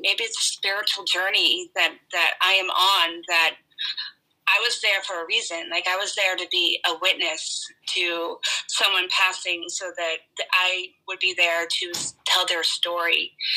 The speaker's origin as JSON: {"language": "English", "country": "Ireland", "said": "I'm Irish"}